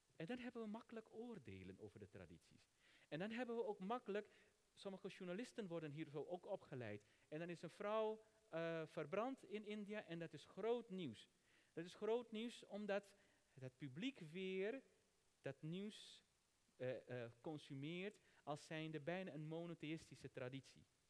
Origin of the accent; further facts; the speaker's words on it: Netherlands; Ik ben een Nederlander die de Hindoese traditie aanhangt. Ik ben geen Indiër. Ik ben geen Surinamer.